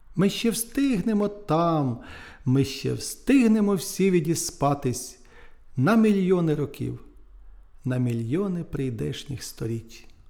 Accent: Nedryhailiv, Sumy Oblast, Ukraine; moved away; в Недригайлові в районному центрі, в колишньому, де звідки я родом, і в Сумах

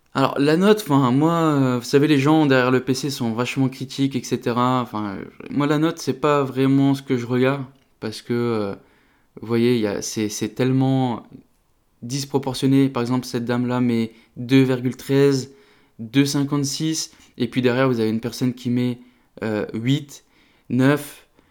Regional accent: the Nord, Hauts-de-France, France; je suis originaire du Nord

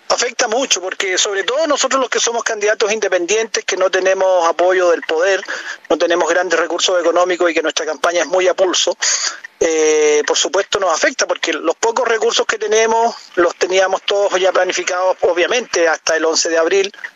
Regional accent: Chile; como ciudadano chileno, como, como una persona que quiere lo mejor para nuestro país

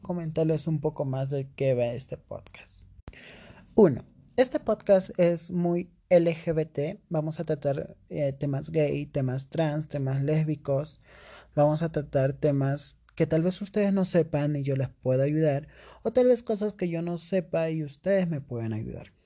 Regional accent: Cusco, Peru; yo soy de Perú, exactamente de la ciudad del Cusco

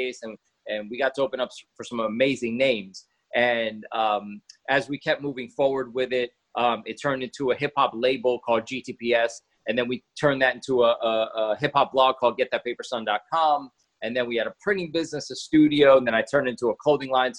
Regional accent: New York, United States; I was born in New York to a very busy dad and a very abusive mom

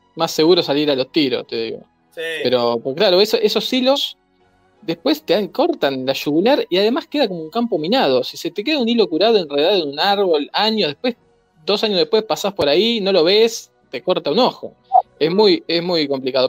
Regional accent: Argentina; yo soy argentino

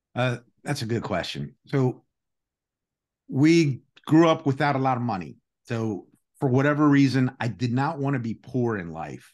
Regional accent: United States; first language Greek; English is a second language; also born or lived in Greece (ancestry); Our first language was Greek. Uh, we were sent to school. Uh, it was a different era back then.

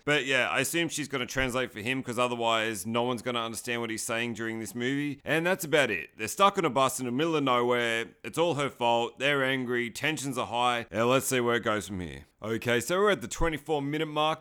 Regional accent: Sydney, New South Wales, Australia; I'm from Sydney, Australia.

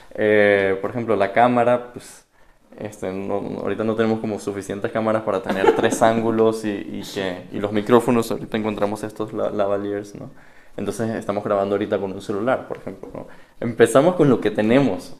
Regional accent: Caracas, Capital District, Venezuela; moved away; also born or lived in Miami; yo soy de Caracas, Venezuela

